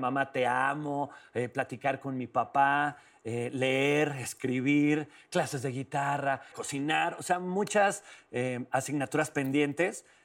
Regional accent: León, Guanajuato, Mexico; yo soy de León, Guanajuato

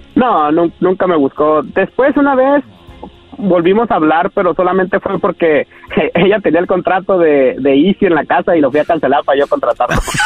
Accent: Tijuana, Baja California, Mexico; now in United States; soy de Tijuana

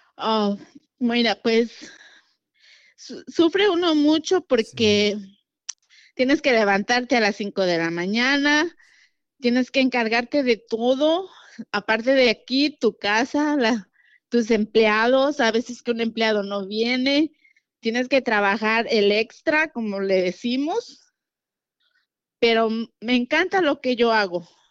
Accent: Guerrero, Mexico; moved away as an adult; now in Houston, United States; soy de Guerrero, Atlapa Guerrero

